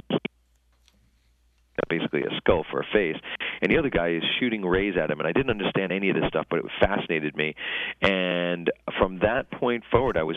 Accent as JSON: {"language": "English", "town": "New York City", "region": "New York", "country": "United States", "tie": "born or raised there", "said": "my hometown of Rockaway Beach, where I grew up in Queens"}